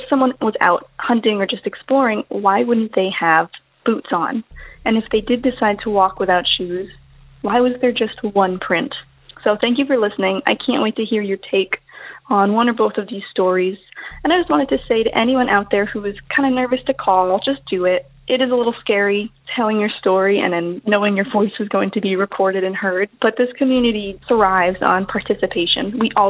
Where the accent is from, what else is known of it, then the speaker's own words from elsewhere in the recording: Outer Banks, North Carolina, United States; now in New York, United States; I grew up in North Carolina on the Outer Banks